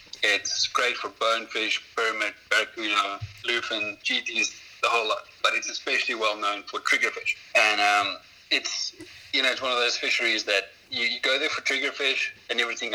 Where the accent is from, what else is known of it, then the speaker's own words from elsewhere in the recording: South Africa; I'm a South African fishing guide, part-time artist